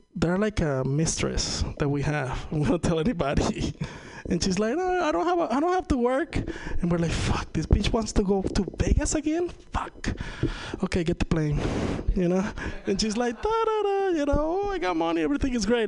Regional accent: Venezuela; first language Spanish; English is a second language; now in United States; I'm from Venezuela

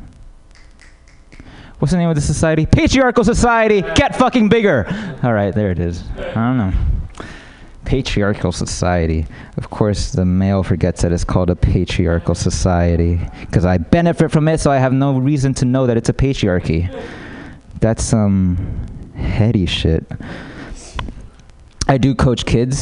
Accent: United States; I'm American

